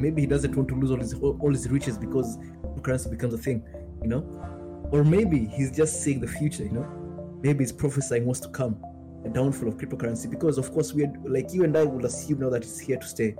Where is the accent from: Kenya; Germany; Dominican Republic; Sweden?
Kenya; I'm from Kenya.